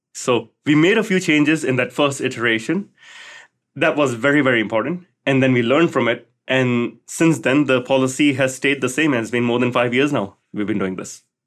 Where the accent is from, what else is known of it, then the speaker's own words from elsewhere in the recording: Singapore; Growing up in Singapore